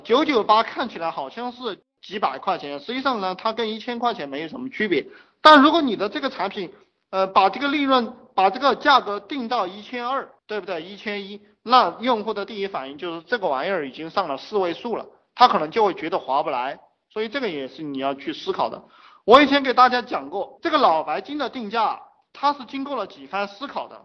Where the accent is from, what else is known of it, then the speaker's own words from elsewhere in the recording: China; 我们中国人很含蓄哈